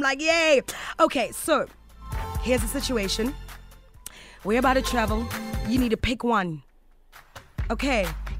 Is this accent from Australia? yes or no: no; South Africa; but I find that because we come from South Africa, and we're always so careful.